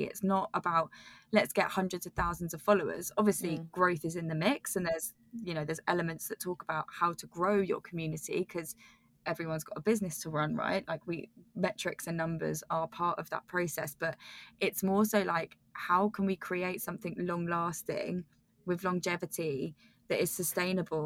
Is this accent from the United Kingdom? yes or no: yes; United Kingdom; accent: British; now in London, United Kingdom; my croaky British accent